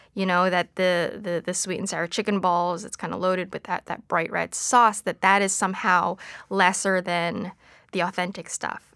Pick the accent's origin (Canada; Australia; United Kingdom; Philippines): Canada; Vancouver, British Columbia; moved away; growing up in Vancouver at the time